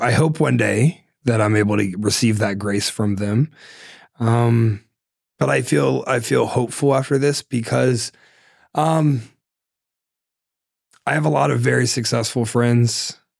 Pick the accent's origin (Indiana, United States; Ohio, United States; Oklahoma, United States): Ohio, United States; I'm from Ohio.